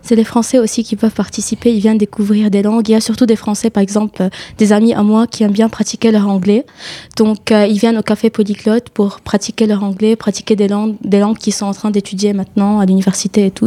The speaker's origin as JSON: {"language": "French", "country": "Lebanon", "moved": "as an adult", "lives_now": "France", "said": "Je suis libanaise, je suis venue du Liban"}